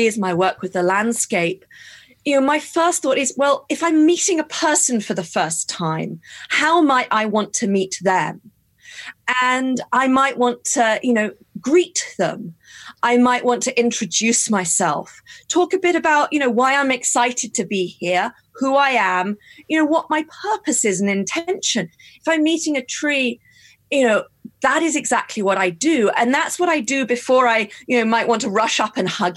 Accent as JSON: {"language": "English", "country": "United Kingdom", "tie": "born or raised there", "said": "I'm British and this is how I was brought up"}